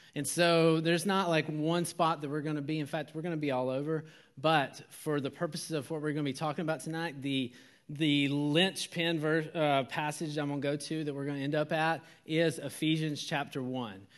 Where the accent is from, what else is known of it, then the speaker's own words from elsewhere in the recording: Georgia, United States; moved away; I am from Georgia